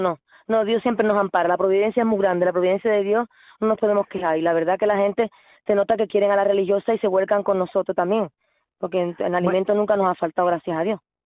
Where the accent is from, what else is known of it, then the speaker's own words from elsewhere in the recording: Spain; Yo soy española